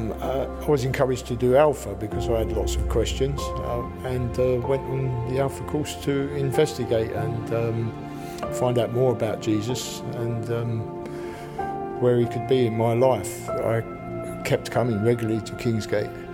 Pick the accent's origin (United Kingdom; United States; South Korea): United Kingdom; London; now in Peterborough, United Kingdom; I was brought up in East London, quite a difficult place